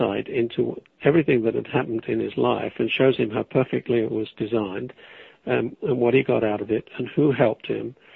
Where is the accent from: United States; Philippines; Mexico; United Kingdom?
United Kingdom; England; moved away; I'm English